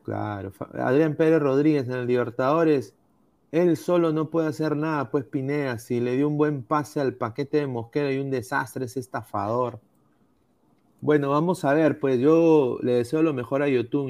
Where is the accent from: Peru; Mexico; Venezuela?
Peru; uno como peruano